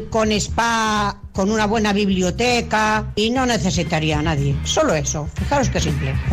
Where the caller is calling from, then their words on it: Almonacid, Spain; Hola, mis quiseros guapos.